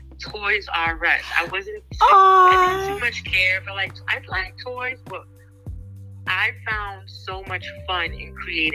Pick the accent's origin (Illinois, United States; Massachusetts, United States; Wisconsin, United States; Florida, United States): Massachusetts, United States; Boston; I'm from Boston, Massachusetts, born and raised. Trinidadian, my descent. My mom's from Trinidad.